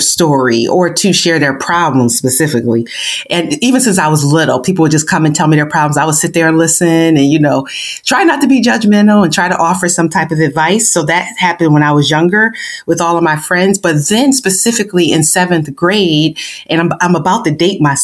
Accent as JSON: {"language": "English", "town": "Buffalo", "region": "New York", "country": "United States", "tie": "born or raised there", "said": "originally I am from Buffalo, New York, born and raised inner city of Buffalo"}